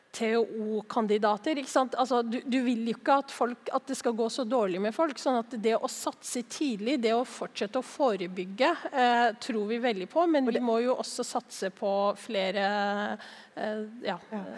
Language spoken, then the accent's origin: Norwegian; Oslo, Norway; jeg er jo fra Oslo